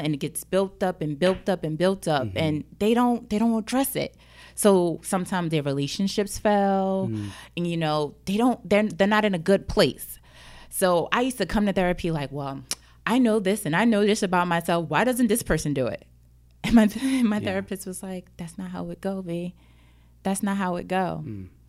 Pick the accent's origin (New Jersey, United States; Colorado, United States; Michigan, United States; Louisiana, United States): New Jersey, United States; Jersey City; Growing up, I grew up in Jersey City, mm-hmm. the hood. Let's be real. Yeah. I grew up in the hood.